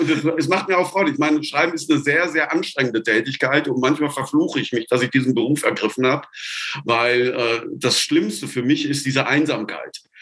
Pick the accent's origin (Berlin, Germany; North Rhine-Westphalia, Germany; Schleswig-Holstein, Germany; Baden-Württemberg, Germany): North Rhine-Westphalia, Germany; Sauerland; moved away as an adult; now in Tübingen, Germany; Geboren im Sauerland, wo Misthaufen qualmen, da gibt es keine Palmen.